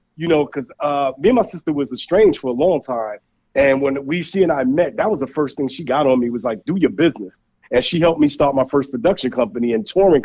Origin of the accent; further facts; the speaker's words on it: New York City, New York, United States; I grew up in Brownsville, Brooklyn